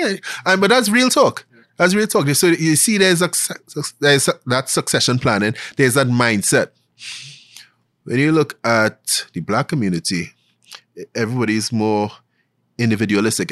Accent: Glencoe, Trinidad & Tobago; I grew up in Glencoe, Trinidad

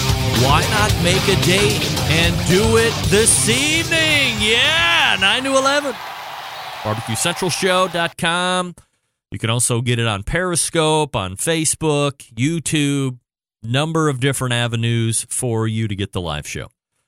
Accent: Cleveland, Ohio, United States; because I'm from Cleveland

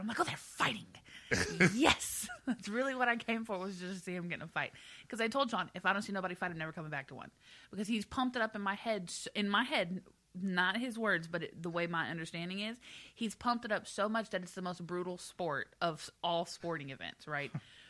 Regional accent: Houston, Texas, United States; now in Philadelphia, United States; I'm from Houston

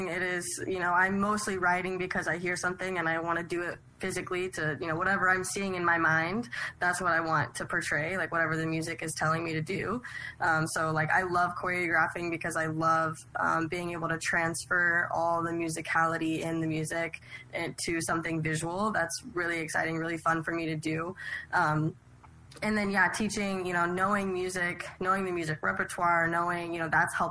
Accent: Oklahoma, United States; I'm also from Oklahoma. I teach in Oklahoma

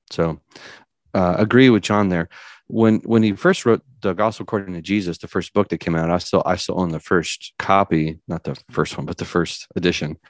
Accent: California, United States; now in Tennessee, United States; I was born and raised in California.

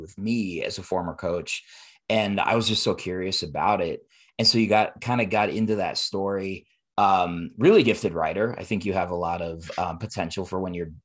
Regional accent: Denver, Colorado, United States; I grew up in East Denver

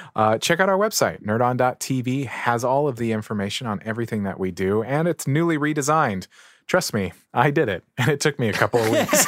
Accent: San Diego, California, United States; I grew up in San Diego

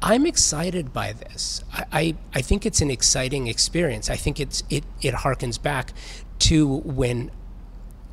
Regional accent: Los Angeles, California, United States; I'm a native Angeleno. Born and raised, moved around, but always come home

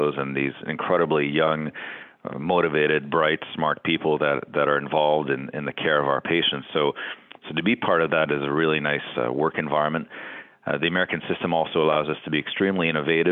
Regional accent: Canada; moved away as an adult; also born or lived in Boston, United States / Stanford, United States / New Brunswick, Canada; now in Cleveland, United States; I'm Canadian and now living in the United States

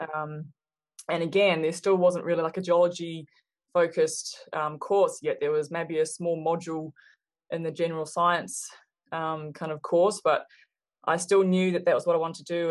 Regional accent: Hawke's Bay, New Zealand; moved away as an adult; also born or lived in Australia; now in Reno, United States; I grew up in New Zealand. I'm from New Zealand and grew up in rural uh, Hawke's Bay

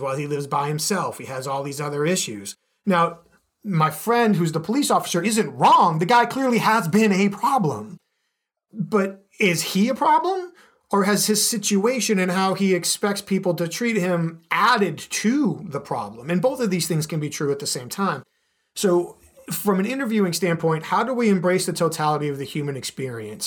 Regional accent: Boston, Massachusetts, United States; now in Chicago, United States; growing up in the Boston area

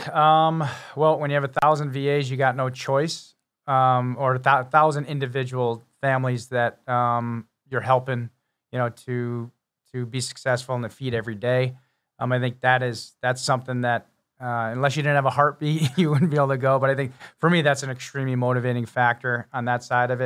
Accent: Connecticut, United States; also born or lived in Massachusetts; I lived in Connecticut all my life

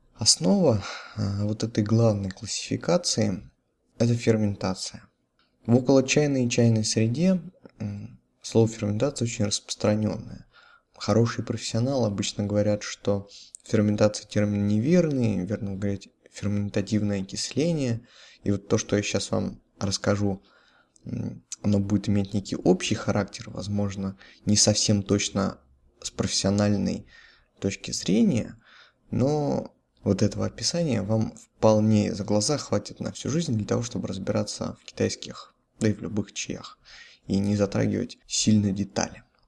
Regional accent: Russia; Все мы родились, выросли в России

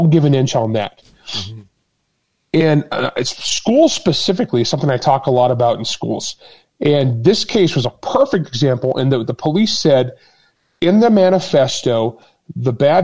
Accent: Utah, United States; I taught CCW in Utah. That's my home state

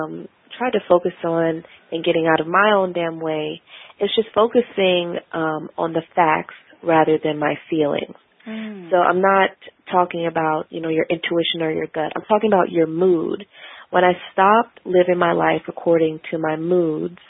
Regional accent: Milwaukee, Wisconsin, United States; moved away as an adult; also born or lived in St. Louis, Missouri / Portland, Oregon; now in Washington, D.C., United States; I grew up in Milwaukee, Wisconsin, and went to school in St. Louis and then moved out to D.C.

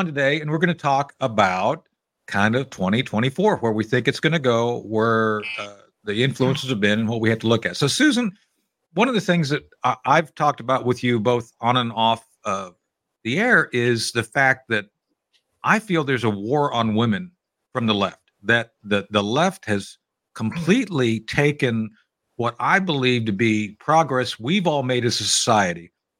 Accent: Philippines; It's like when I was growing up, I was growing up in the Philippines. My dad was in the Air Force.

